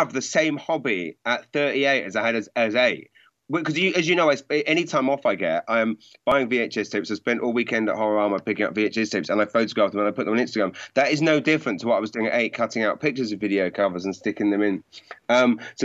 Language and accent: English; Maidenhead, South East England, United Kingdom; I grew up in Maidenhead